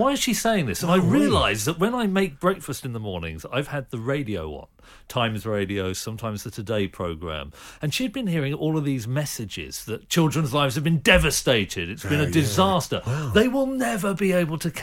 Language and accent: English; Reading, South East England, United Kingdom; I grew up in suburban Reading